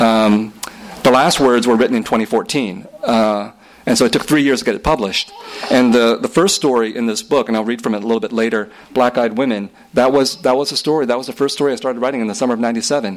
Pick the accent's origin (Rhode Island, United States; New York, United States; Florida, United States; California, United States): California, United States; San Jose; also born or lived in Vietnam; I grew up in San Jose and, you know, in a heavily Vietnamese community